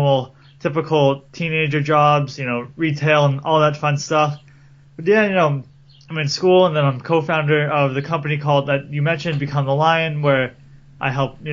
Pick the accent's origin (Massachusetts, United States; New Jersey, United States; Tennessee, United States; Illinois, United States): Massachusetts, United States; Cape Cod; I'm from Massachusetts and Cape Cod, which is right down by the ocean